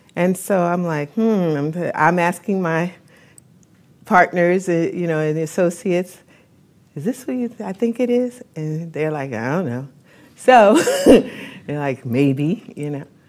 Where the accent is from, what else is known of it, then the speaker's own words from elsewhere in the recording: New York, United States; I'm from New York